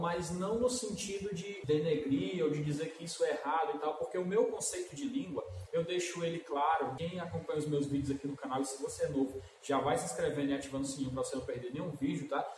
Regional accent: Brazil; como brasileiro

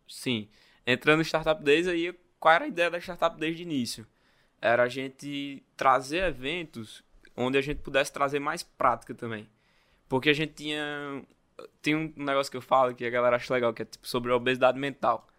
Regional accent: Natal, Rio Grande do Norte, Brazil; Sou natalense, né? Minha família vem do interior, do Rio Grande do Norte

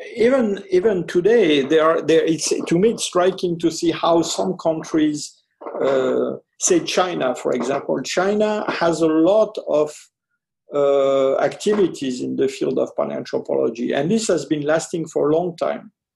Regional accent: Ardennes, Grand Est, France; also born or lived in French Algeria; I lived uh, a rather long period with this uncle and aunt who were living uh, in Ardennes

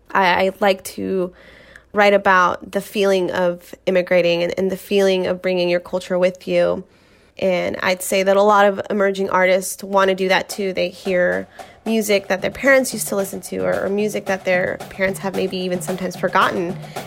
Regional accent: Seattle, Washington, United States; also born or lived in San Juan del Río, Querétaro, Mexico; I was born in Mexico, in San Juan del Río, Querétaro, but I have been raised in Seattle since I was 2 years old.

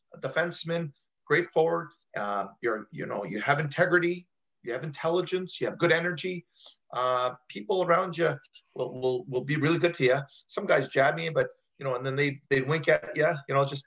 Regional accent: Toronto, Ontario, Canada; I grew up in Toronto, so it's very multicultural

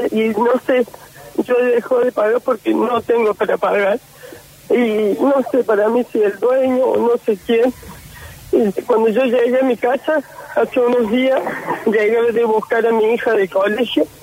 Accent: Argentina; Yo soy de Villacio

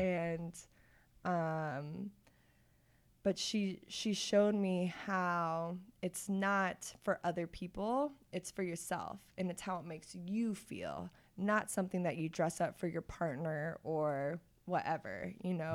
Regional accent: Olathe, Kansas, United States; also born or lived in Pittsburgh; I'm from Olathe

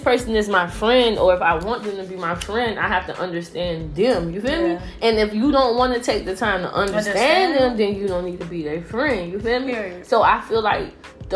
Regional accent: Miami, Florida, United States; now in Atlanta, United States; I'm from Miami

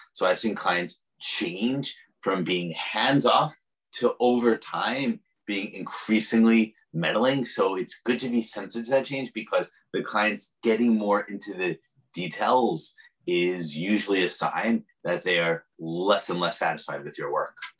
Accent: New York, United States; now in San Francisco, United States; I'm also a New Yorker.

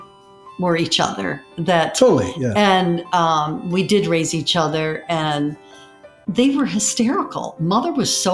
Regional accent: Birmingham, United States; we grew up in Birmingham

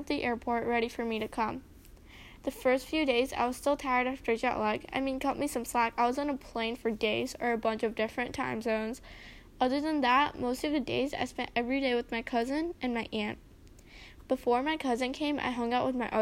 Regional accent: United States; also born or lived in India; when I was 6, my family and I moved to the U.S.

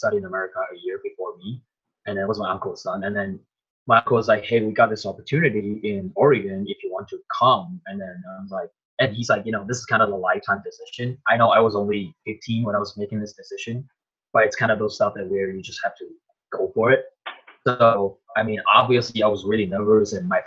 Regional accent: Tainan, Taiwan; moved away; I'm actually from Tainan, Taiwan, which is the southern part of Taiwan

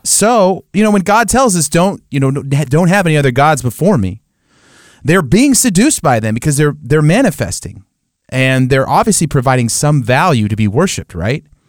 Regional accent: United States; we as American Christians

